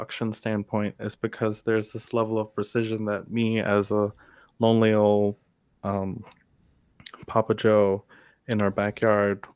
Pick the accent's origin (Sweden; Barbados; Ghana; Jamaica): Jamaica; Kingston; moved away; I'm originally from Kingston, Jamaica